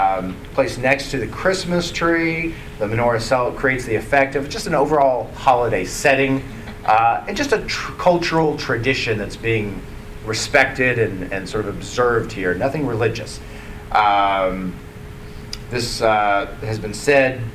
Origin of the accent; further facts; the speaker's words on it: Dallas, Texas, United States; I grew up in Dallas